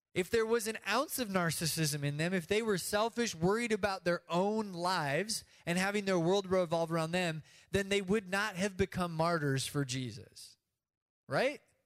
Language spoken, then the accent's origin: English; United States; we do as American Christians